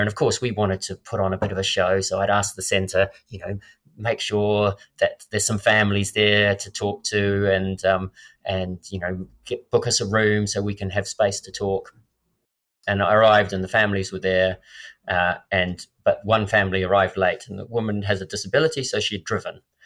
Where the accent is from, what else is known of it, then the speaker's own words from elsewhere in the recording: Christchurch, Canterbury, New Zealand; my hometown in Christchurch